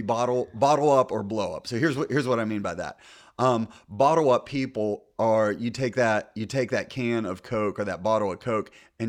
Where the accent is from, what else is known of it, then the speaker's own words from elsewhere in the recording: United States; now in US South; So I'm from the North. I'm a converted Southerner. We used to call it pop growing up, and now I call it soda because everybody down here is calls it soda.